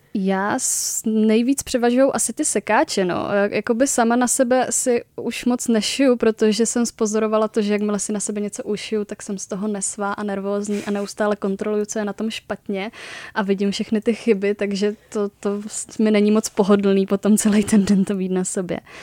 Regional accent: Moravia, Czechia; moved away as an adult; also born or lived in Uherské Hradiště; now in Prague, Czech Republic; studovala jsem v Uherském hradišti, pocházím teda z Moravy

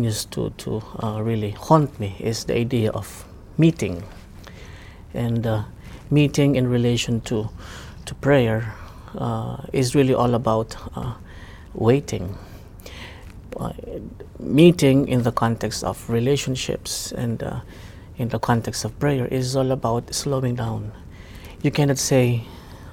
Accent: Philippines; I am from the Philippines

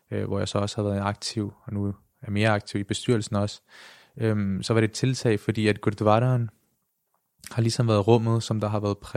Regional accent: Denmark; født og opvokset i Danmark.

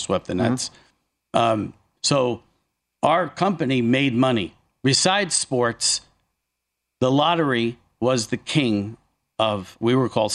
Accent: northeastern New Jersey, United States; Jersey's a big place, especially northeastern New Jersey, where it's, you know, I'm just outside. I mean, I grew up in the Sopranos area

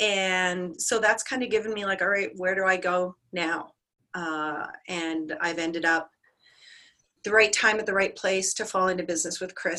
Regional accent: Canada; My background, first of all, I'm proudly Canadian. I just want to throw that out there. So that's a huge part of my identity.

